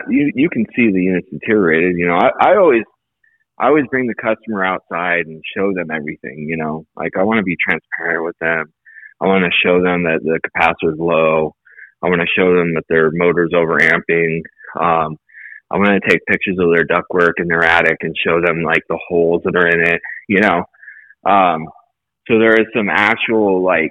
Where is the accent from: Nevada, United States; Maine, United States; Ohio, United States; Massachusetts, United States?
Nevada, United States; Las Vegas; also born or lived in Colorado Springs; I grew up in Vegas for the most part. I went to high school and everything here